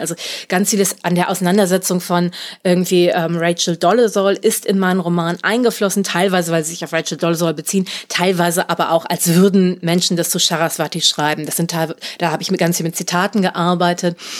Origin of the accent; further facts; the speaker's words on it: Germany; Ich bin Deutscher geboren.